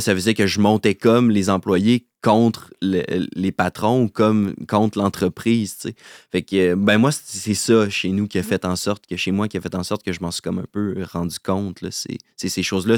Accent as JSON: {"language": "French", "region": "Quebec", "country": "Canada", "tie": "born or raised there", "said": "Je suis originaire euh, de Québec."}